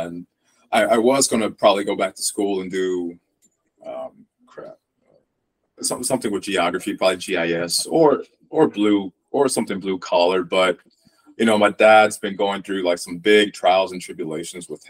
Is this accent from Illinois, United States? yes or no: yes; Illinois, United States; we're both from the Midwest